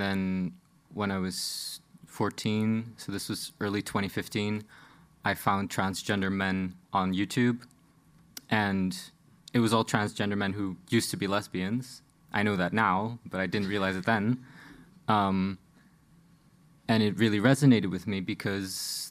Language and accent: English; Netherlands; I'm from the Netherlands, but I grew up in a small city on the outskirts of the Dutch Bible Belt.